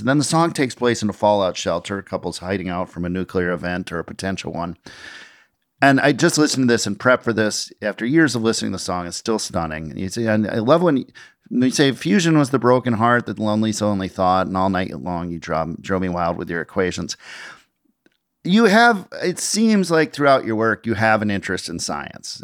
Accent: Minnesota, United States; I grew up in Minnesota

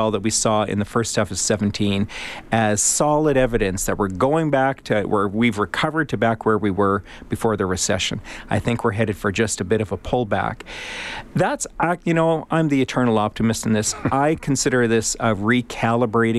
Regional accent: Edmonton, Alberta, Canada; now in Calgary, Canada; Edmonton's my hometown

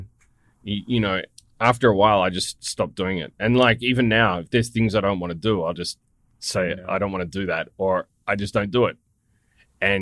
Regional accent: Australia; as an Australian

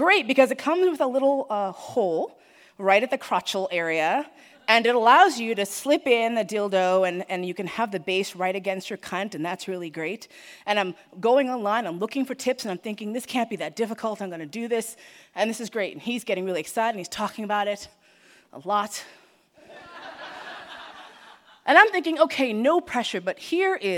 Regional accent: United States; I, as an American

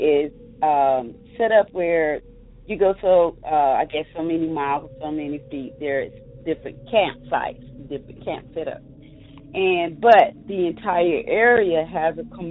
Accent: Triad area, North Carolina, United States; I'm from North Carolina in the Triad area

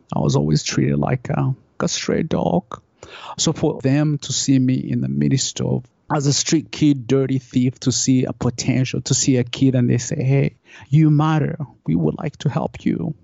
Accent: Uganda; moved away; I grew up, I grew up in Uganda.

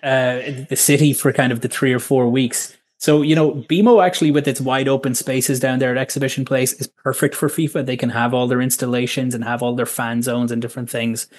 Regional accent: Ireland; moved away as an adult; now in Toronto, Canada; I have been in Canada now almost a decade, but I'm from Ireland originally

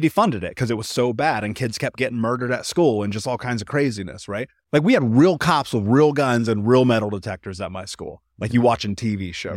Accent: United States; I grew up in America, the greatest country in the world

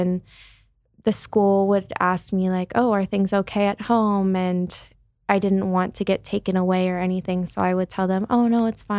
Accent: Chicago, Illinois, United States; So I'm from Chicago, grew up in Chicago.

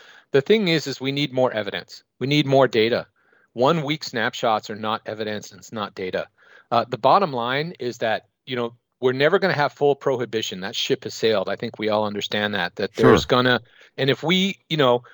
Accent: San Francisco, California, United States; I'm from San Francisco, which is one of the epicenters of the opioid crisis in North America

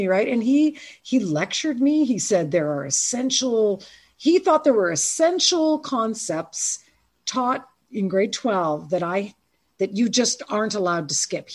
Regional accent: Ontario, Canada; I was from Ontario

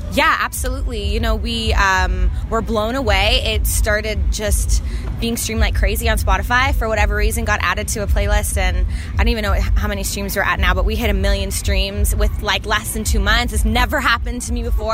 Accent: Canada; being a Canadian in the States is great

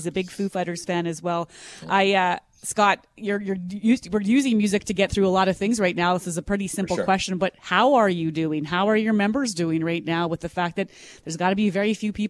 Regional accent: Western Manitoba, Canada; now in Winnipeg, Canada; I grew up in Western Manitoba

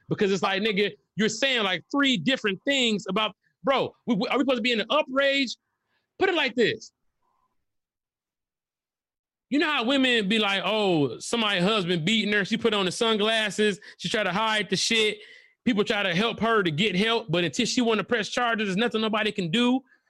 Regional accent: Detroit, Michigan, United States; Listen, I'm from Detroit, nigga.

